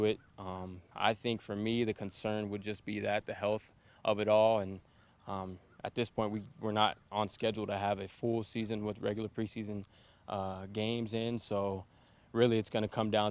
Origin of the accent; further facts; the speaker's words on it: San Bernardino, California, United States; now in Minnesota, United States; I'm originally from San Bernardino